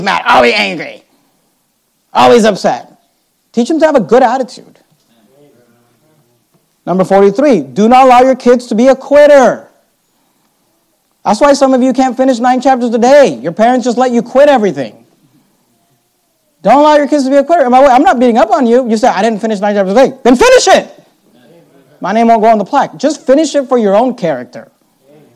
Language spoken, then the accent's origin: English; Bay Area, California, United States; we grew up in the Bay Area